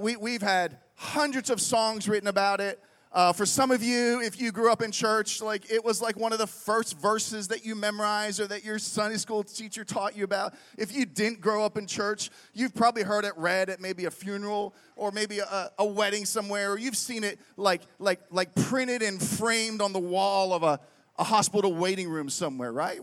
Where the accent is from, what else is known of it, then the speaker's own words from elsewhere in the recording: Pittsburgh, Pennsylvania, United States; moved away as an adult; also born or lived in Reading, Pennsylvania; I grew up in Pittsburgh